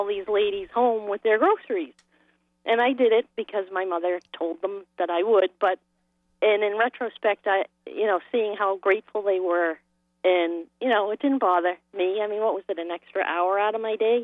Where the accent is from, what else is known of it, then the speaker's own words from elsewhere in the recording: Boston, Massachusetts, United States; We grew up in Boston, and we lived in a triple-decker